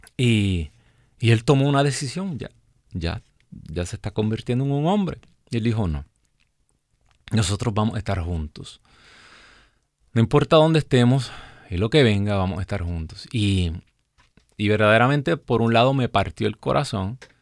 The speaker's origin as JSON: {"language": "Spanish", "country": "Puerto Rico", "also_born_or_lived": "New Jersey, United States", "moved": "as an adult", "lives_now": "Alabama, United States", "said": "Nosotros salimos de nuestro país, de Puerto Rico"}